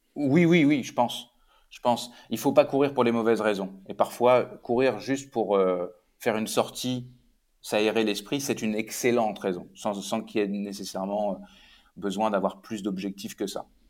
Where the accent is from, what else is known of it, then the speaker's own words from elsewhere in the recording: Rouen, Normandy, France; moved away as an adult; also born or lived in Paris / Quebec; je suis né et j'ai grandi à côté de Rouen